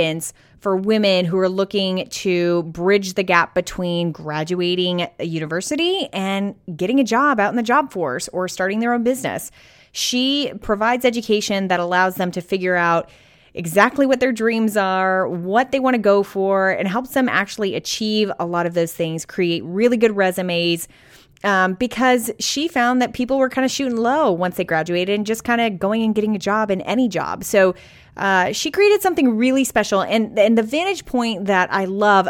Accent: Arizona, United States; moved away; I grew up in Arizona in like the Southwest, so I'm like a desert baby who now lives like in the beaches

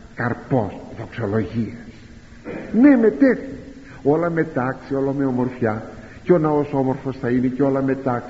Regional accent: Greece; σαν Έλληνας

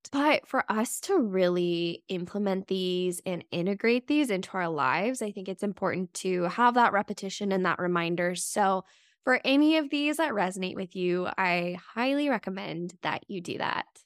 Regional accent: Las Vegas, Nevada, United States; moved away; I grew up in Las Vegas, so it's always fun for me to go back there and visit my hometown

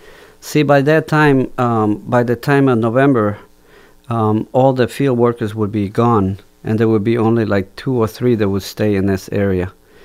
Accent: Guatemala; born there; moved away; So I don't feel that I was born in Guatemala. I feel like I was born here.

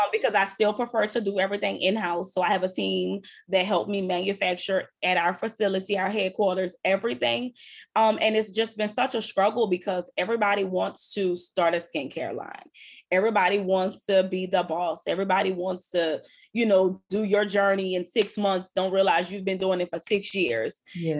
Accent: New Orleans, Louisiana, United States; I'm from uptown. I'm from New Orleans

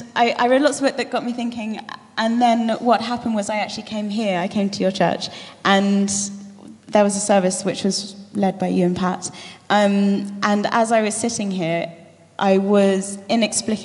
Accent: Lymington, South East England, United Kingdom; also born or lived in London; I was born in London, in Wimbledon, Roehampton. But I grew up in the New Forest, in a beautiful little town called Lymington.

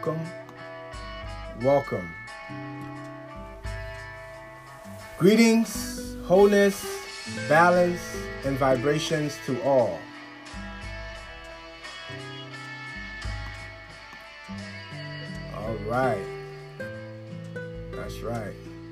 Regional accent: Liberia; my home country, Liberia, West Africa.

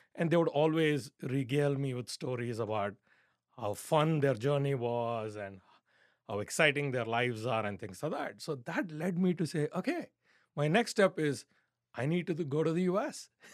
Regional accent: India; growing up in India

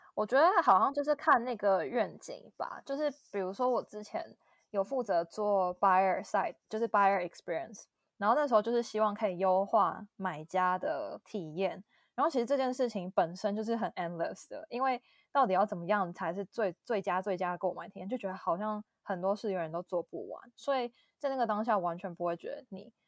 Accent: Taiwan; moved away as an adult; 就是从小在台湾

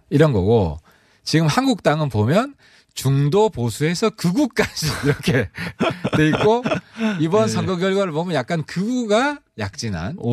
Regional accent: Honam, South Korea; 저는 호남 쪽입니다.

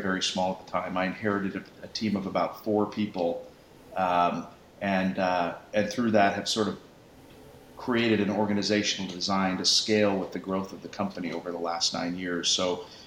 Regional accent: Seattle, Washington, United States; also born or lived in Los Angeles; moved back to my hometown of Seattle

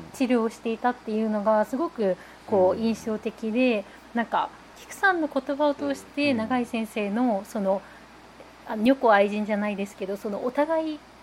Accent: Nagasaki, Japan; 白山小の出身

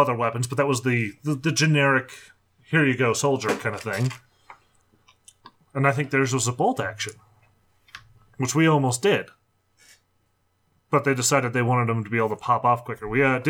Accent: United States; You know, I'm American.

